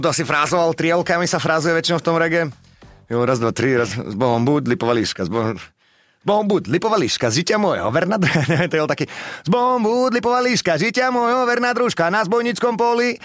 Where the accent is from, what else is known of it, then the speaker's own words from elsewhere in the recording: Bratislava, Bratislava Region, Slovakia; ja som z Petržalky